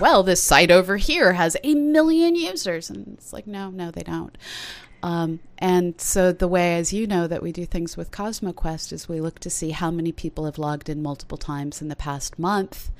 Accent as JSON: {"language": "English", "country": "United States", "said": "I'm an American who often thinks about leaving"}